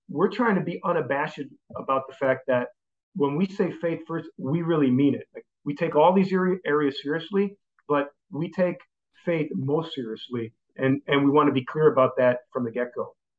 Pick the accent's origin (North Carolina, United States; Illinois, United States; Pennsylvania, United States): Illinois, United States; Chicago; moved away as an adult; also born or lived in Indianapolis / St. Paul, Minnesota / Green Bay, Wisconsin / Dallas, Texas; now in Orange County, California, United States; I grew up in the Chicago area